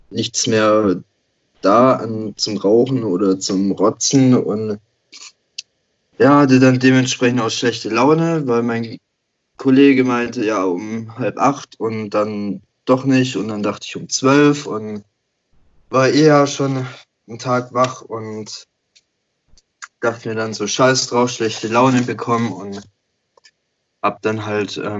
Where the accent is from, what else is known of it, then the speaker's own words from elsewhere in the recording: Baden-Württemberg, Germany; Also, ähm … komme aus der Nähe von Stuttgart, werde jetzt im März 28